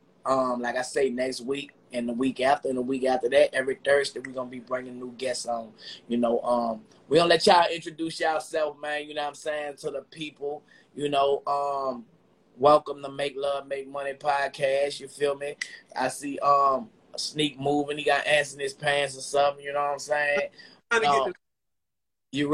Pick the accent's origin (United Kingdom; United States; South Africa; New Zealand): United States; Chesapeake, Virginia; I'm from Chesapeake.